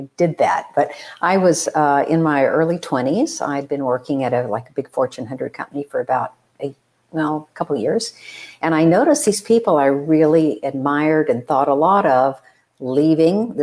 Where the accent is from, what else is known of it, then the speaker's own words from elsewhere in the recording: Texas, United States; I am the oldest of four. And I was raised in Texas